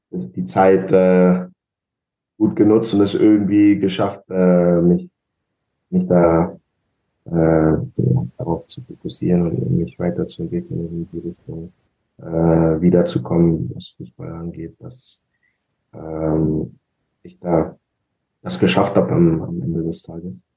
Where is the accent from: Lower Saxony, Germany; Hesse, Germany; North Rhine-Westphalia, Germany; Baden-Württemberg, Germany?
Lower Saxony, Germany; Braunschweig; von meinem Heimatstadt äh, von Braunschweig